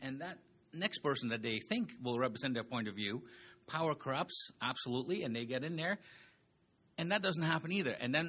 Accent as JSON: {"language": "English", "country": "Netherlands", "tie": "born or raised there", "moved": "yes", "lives_now": "Lethbridge, Canada", "said": "I've been here 29 years, but I confess I was born and raised in Holland"}